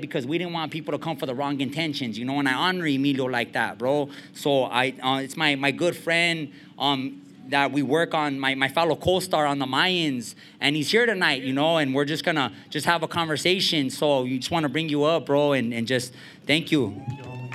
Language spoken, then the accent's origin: English; Montebello, California, United States; I'm from East LA, from Montebello, and um, I'm from the barrio